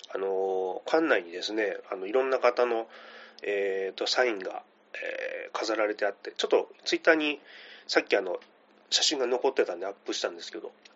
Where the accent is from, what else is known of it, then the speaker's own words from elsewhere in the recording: Kitakyushu, Fukuoka, Japan; now in Tokyo, Japan; 今私東京に住んでるんですけども、地元が小倉で